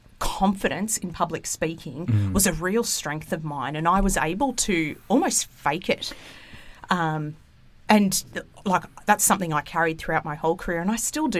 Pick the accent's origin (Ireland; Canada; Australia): Australia; Gold Coast, Queensland; also born or lived in Sydney, New South Wales; So we grew up, I was born in Sydney. Don't tell the state of origin team I said that because I go for Queensland. Because I actually went to school up in Queensland on the Gold Coast.